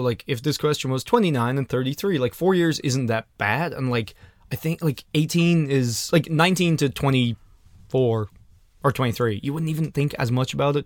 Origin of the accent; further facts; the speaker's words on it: Ireland; I'm from Ireland